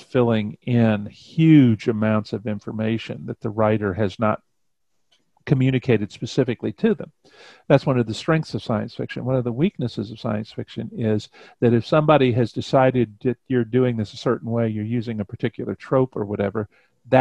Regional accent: Cleveland, Ohio, United States; moved away; I was born in Cleveland

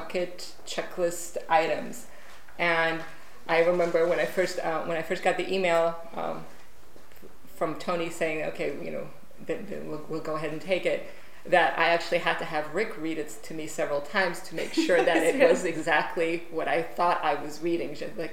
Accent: Romania; born or raised there; English is a second language; now in United States

